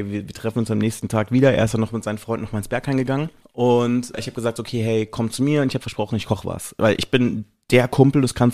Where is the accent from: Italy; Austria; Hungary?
Italy; ich bin eigentlich Italiener